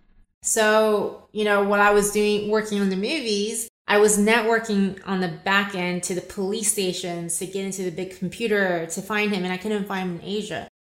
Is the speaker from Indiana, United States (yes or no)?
no; Los Angeles, California, United States; born there; also born or lived in Taiwan; So I was born in Los Angeles.